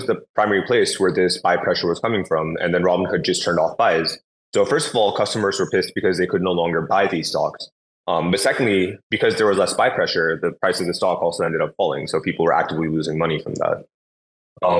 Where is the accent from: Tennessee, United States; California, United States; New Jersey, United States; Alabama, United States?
California, United States; San Francisco Bay Area; also born or lived in Los Angeles; I grew up in the San Francisco Bay Area, so in Silicon Valley